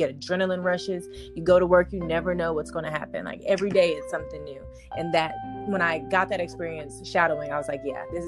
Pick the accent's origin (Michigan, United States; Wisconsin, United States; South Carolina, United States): South Carolina, United States; Columbia; moved away as an adult; also born or lived in Tuskegee, Alabama; now in Houston, United States; I'm originally from Houston, but my family relocated to South Carolina when I was around 9. And I did most of my growing up in Columbia, South Carolina, ventured on to Tuskegee, and I'm now back home in Houston.